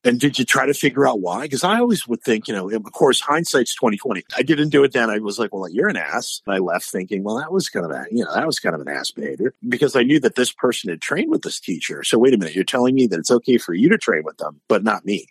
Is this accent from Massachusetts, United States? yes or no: yes; Hanover, Massachusetts, United States; accent: New England; moved away as an adult; also born or lived in Indiana / Asia; now in Florida, United States; I'm born born and raised in Massachusetts, Hanover, Massachusetts.